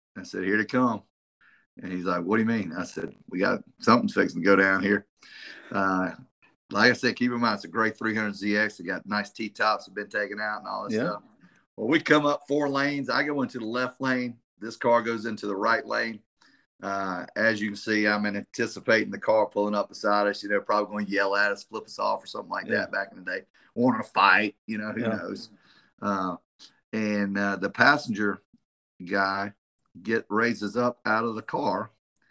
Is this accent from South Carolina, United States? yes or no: yes; South Carolina, United States; I'm from South Carolina, I'm Myrtle Beach